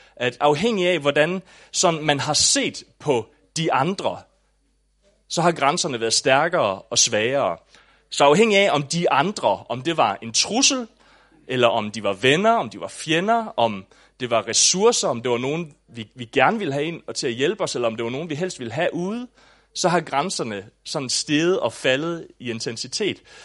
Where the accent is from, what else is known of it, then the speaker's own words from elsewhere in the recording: Southern Jutland, Southern Denmark, Denmark; also born or lived in Aabenraa; da jeg voksede op i Sønderjylland